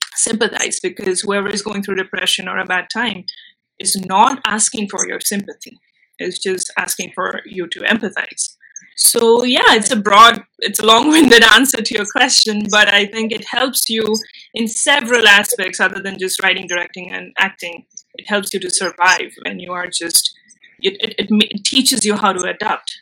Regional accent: India; first language Bengali; English is a second language; moved away; also born or lived in Mumbai; i do know bengali which is my mother tongue i know hindi i know english and when I moved back to India, I shifted from my hometown

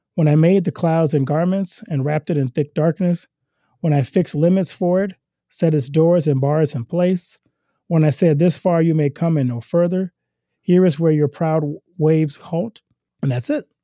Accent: Louisiana, United States; moved away as an adult; now in Iowa, United States; I'm from Louisiana

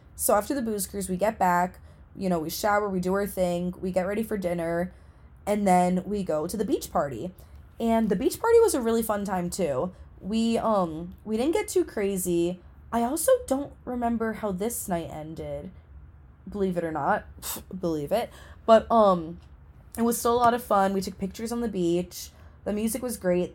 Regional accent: New England, United States; New England, which is where I'm from

